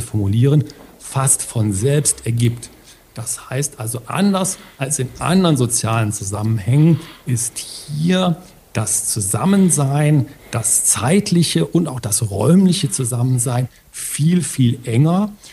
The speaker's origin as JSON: {"language": "German", "area": "Ruhr area", "region": "North Rhine-Westphalia", "country": "Germany", "said": "bei uns im Ruhrgebiet"}